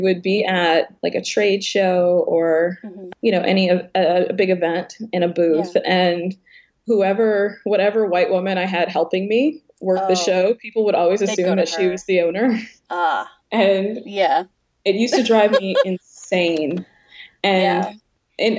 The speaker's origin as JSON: {"language": "English", "town": "Baltimore", "region": "Maryland", "country": "United States", "said": "we're from Baltimore"}